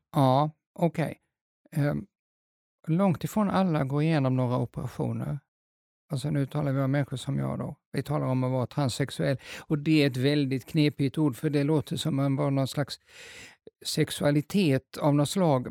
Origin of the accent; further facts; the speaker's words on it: Småland, Sweden; moved away; jag är egentligen jag är smålänning